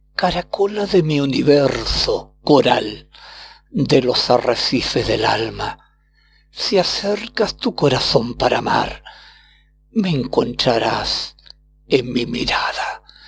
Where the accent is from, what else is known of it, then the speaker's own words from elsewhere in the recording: Chile; Soy poeta de Chile